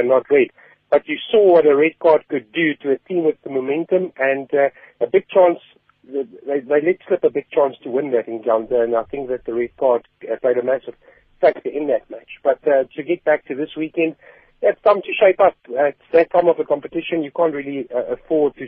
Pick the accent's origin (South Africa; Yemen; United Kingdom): South Africa; us as South African rugby fans